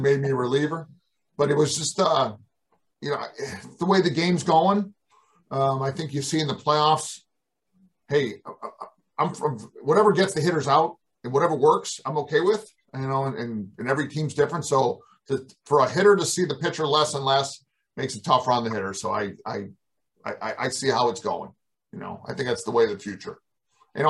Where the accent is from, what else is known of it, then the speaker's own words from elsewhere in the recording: Western Massachusetts, United States; I'm a kid from Western Massachusetts